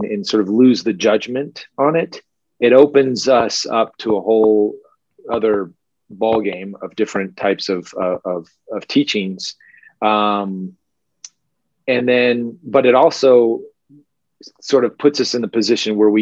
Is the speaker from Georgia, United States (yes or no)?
yes; Atlanta, Georgia, United States; moved away as an adult; also born or lived in Japan; I'm here in the States, where I grew up in Atlanta, rural Atlanta, Georgia